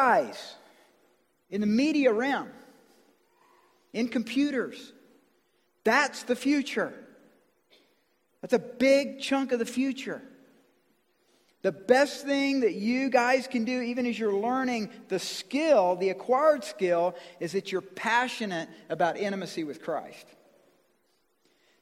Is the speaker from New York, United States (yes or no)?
no; Georgia, United States; I'm from Georgia